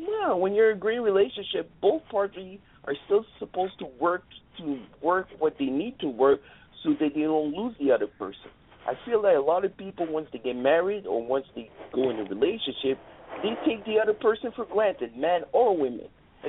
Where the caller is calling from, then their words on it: Montreal, Quebec, Canada; I'm calling all the way from Montreal, Canada.